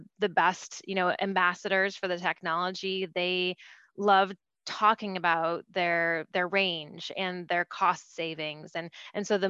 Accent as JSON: {"language": "English", "town": "Detroit", "region": "Michigan", "country": "United States", "tie": "born or raised there", "said": "I grew up in the Detroit area"}